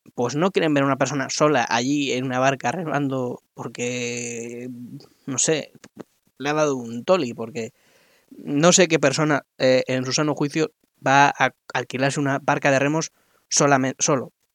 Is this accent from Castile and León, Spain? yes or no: no; Madrid, Community of Madrid, Spain; soy de Madrid